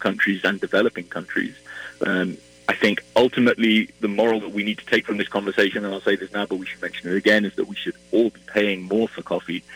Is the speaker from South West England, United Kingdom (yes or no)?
no; Wales, United Kingdom; moved away as an adult; now in Minneapolis, United States; I'm originally from Wales, and you might be able to tell from my accent, but I've been in Minneapolis for 2 years